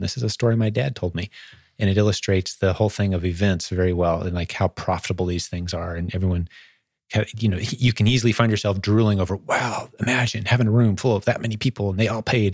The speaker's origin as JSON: {"language": "English", "town": "Indianapolis", "region": "Indiana", "country": "United States", "tie": "born or raised there", "said": "in Indianapolis, fly to my hometown"}